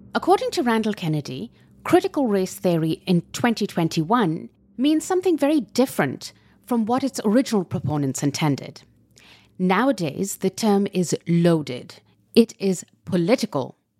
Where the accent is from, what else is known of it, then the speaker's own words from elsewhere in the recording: Pakistan; I come from Pakistan